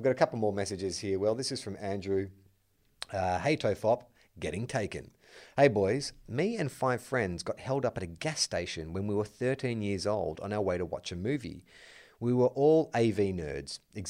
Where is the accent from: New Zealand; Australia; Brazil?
New Zealand; as a New Zealander, it is a huge movie here